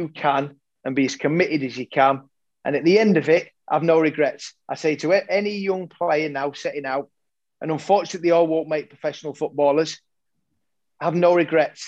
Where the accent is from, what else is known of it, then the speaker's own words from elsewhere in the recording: Yorkshire and the Humber, United Kingdom; growing up in Yorkshire, playing in the garden, playing on the streets